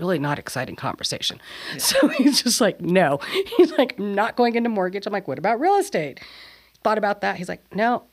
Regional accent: Mesilla Valley, New Mexico, United States; my farmers and my people and everything about my hometown

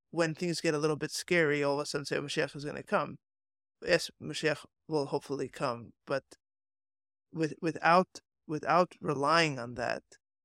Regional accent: Hong Kong; I grew up in Hong Kong. This weather makes me feel right at home.

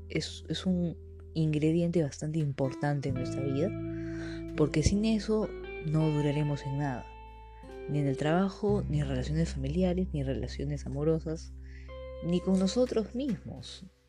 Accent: Peru; yo soy de Perú

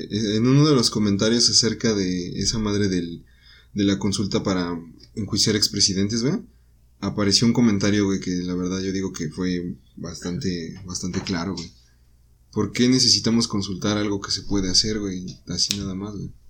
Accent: Mexico; Nosotros como ciudadanos mexicanos

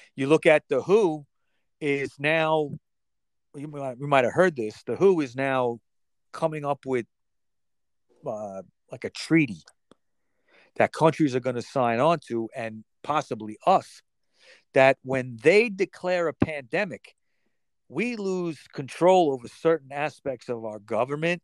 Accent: United States; as an American

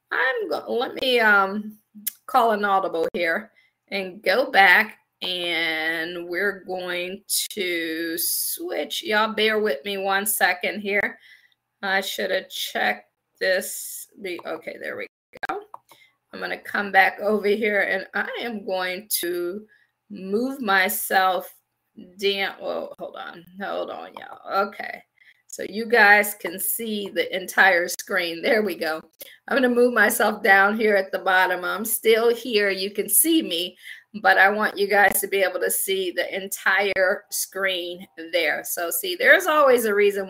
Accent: Akron, Ohio, United States; moved away as an adult; also born or lived in Washington, D.C. / Baltimore / Pittsburgh; I'm from Akron, Ohio. I always say I grew up shy, shelter, and in church basically 6 days a week.

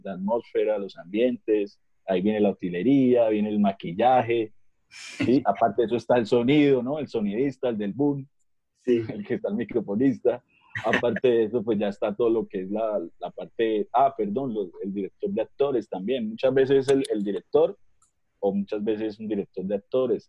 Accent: Bucaramanga, Santander, Colombia

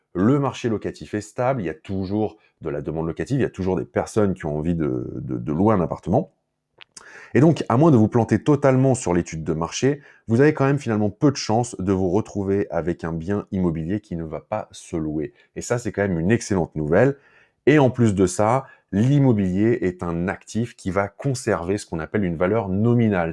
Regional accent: France; chez nous en France

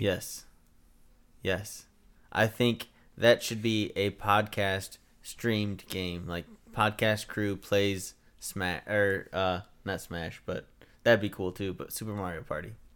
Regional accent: United States; I'm American

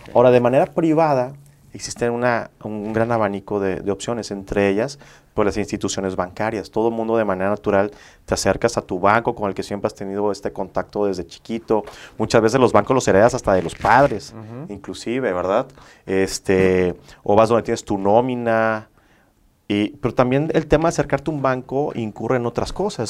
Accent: Villahermosa, Tabasco, Mexico; moved away as an adult; now in Monterrey, Mexico; Yo soy originario de Villahermosa, Tabasco

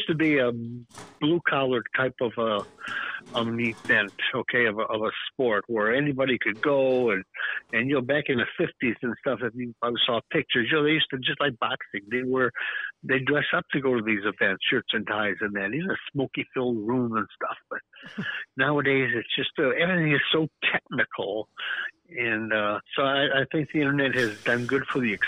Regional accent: Detroit, Michigan, United States; Born and raised in Detroit

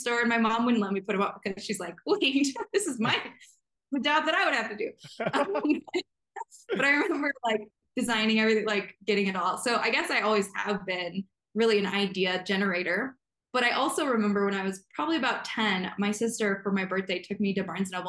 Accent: central Illinois, United States; now in Montana, United States; I grew up in Illinois. So that's kind of where my roots are. My family's there still. It's central

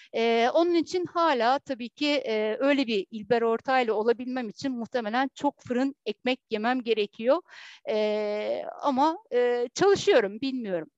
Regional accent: Heybeliada, Istanbul, Turkey; aynı zamanda Heybeliliyim.

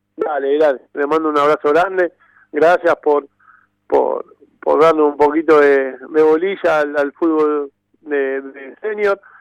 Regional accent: Temperley, Buenos Aires Province, Argentina; Yo soy hincha del club, compartí eh, toda mi infancia eh, en el club

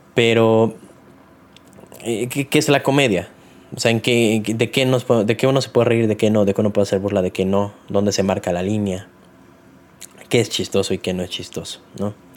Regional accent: Mexico; uno como mexicano

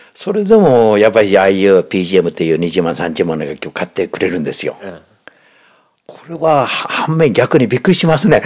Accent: Kobe, Hyogo, Japan; 私が地元が神戸の方なんで

